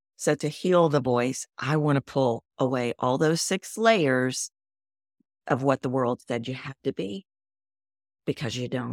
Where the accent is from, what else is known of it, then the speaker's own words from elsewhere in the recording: Texas, United States; moved away; also born or lived in New York City; I'm from Texas.